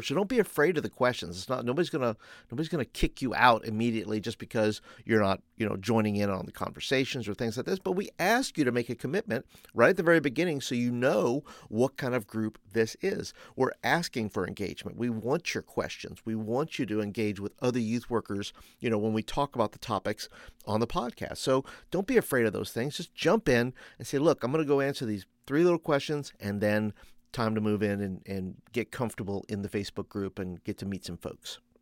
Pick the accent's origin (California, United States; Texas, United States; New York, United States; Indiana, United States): New York, United States; also born or lived in Florida; now in Birmingham, Alabama, United States; I grew up in New York